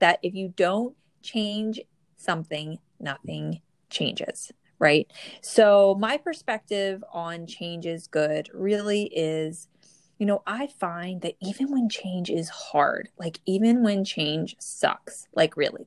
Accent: New Jersey, United States; I'm from the Northeast, and I grew up in New Jersey

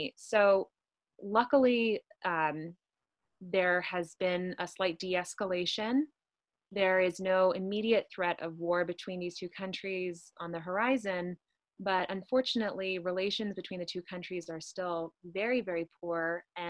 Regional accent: Houston, Texas, United States; I am an Iranian American. I grew up in Houston, Texas. I was born there to an Iranian mother and an American father, and lived for most of my life in Houston, Texas.

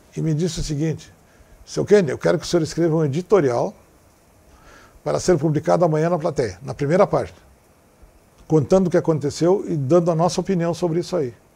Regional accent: Santana do Livramento, Rio Grande do Sul, Brazil; moved away; also born or lived in Porto Alegre; eu me criei em Livramento, naquela, naquela fronteira amada

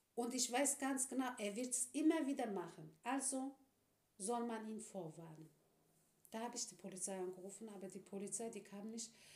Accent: Turkey; now in Germany; als Türkin als Islamin

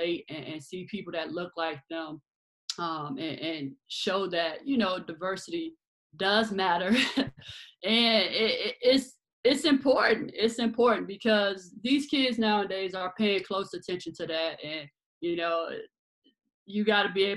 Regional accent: Chicago, Illinois, United States; born and raised in Chicago

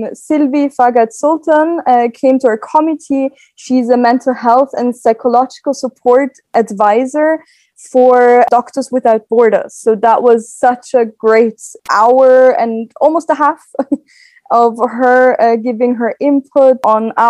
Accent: Austria; I am from Austria. Right now I live in Vienna, but I will be moving to Brussels soon

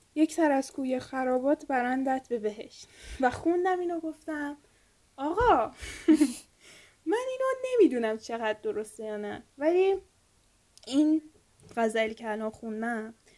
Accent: Iran; ما که ایرانیم

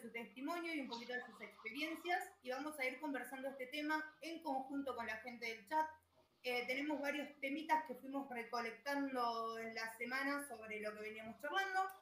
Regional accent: Neuquén, Argentina; hoy, noche de Neuquinas, las tres somos de Neuquén Capital, eh, la ciudad del viento y la de los mejores paisajes

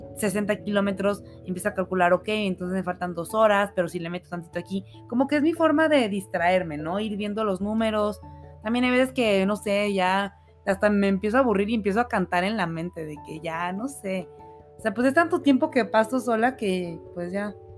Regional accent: Monterrey, Nuevo León, Mexico; moved away as an adult; also born or lived in Mexico City; now in Aguascalientes, Mexico; Yo toda la vida viví en Monterrey, o sea, yo crecí allá. Este, nací en la Ciudad de México, pero crecí en Monterrey

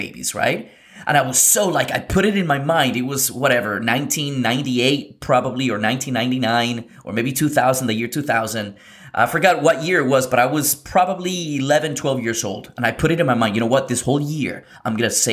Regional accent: Lima, Peru; I come from, I was born in Lima, Peru in South America in 1989

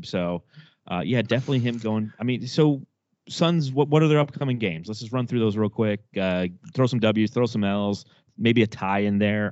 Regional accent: Southern California, United States; I grew up in Southern California

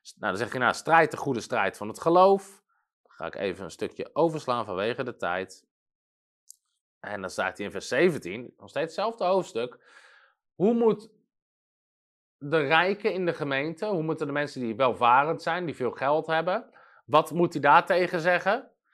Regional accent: Netherlands; als Nederlander

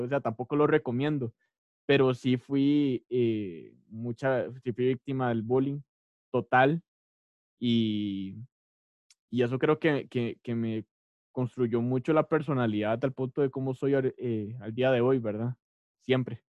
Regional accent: Costa Rica; also born or lived in San José, Costa Rica / Tibás, Costa Rica; now in Cartago, Costa Rica; yo nací en San José en, el, en, 1998 un 25 de marzo, en el San Juan de Dios. Yo soy cédula número uno

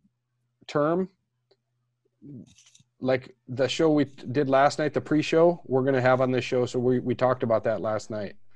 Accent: United States; now in Netherlands; being American

